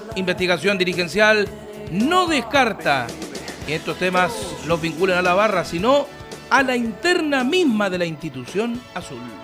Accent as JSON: {"language": "Spanish", "town": "Curicó", "region": "Maule", "country": "Chile", "said": "mi coterráneo Ramón Lizana, porque hoy día estamos de aniversario en la ciudad de Curicó"}